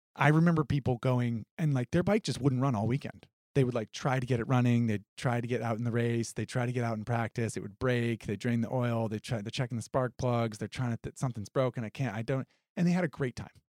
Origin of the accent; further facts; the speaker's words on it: Vermont, United States; I grew up in Vermont